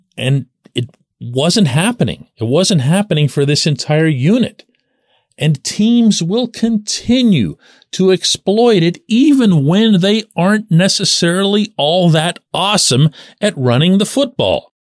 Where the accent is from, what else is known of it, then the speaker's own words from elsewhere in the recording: Pittsburgh, Pennsylvania, United States; I'm born and raised in Pittsburgh